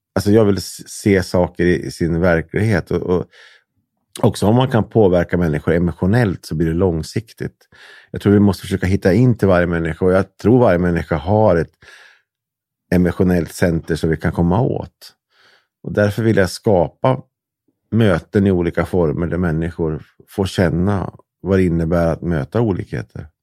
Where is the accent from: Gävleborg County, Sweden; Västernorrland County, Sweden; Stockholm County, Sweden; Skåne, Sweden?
Gävleborg County, Sweden; Hudiksvall; also born or lived in Delsbo; jag är uppvuxen i Hudiksvall och Delsbo